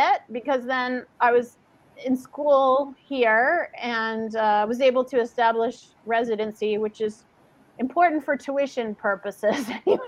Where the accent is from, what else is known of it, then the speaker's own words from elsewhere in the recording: New Orleans, Louisiana, United States; I was born in New Orleans